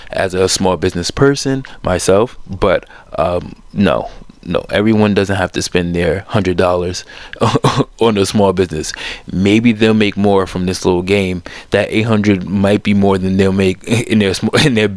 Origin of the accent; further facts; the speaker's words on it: New York, United States; being a New Yorker and being around it